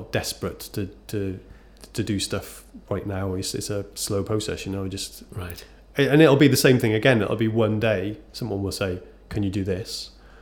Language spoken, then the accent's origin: English; Cardiff, Wales, United Kingdom; I'm from Cardiff.